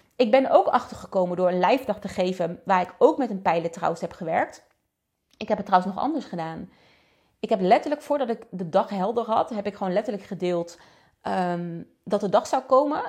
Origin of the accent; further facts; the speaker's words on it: Netherlands; we zijn toch Nederlanders